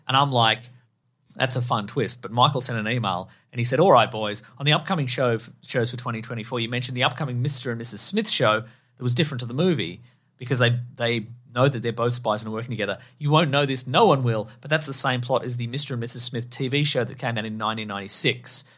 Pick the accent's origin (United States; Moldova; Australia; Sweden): Australia; in Australia we're a half flush nation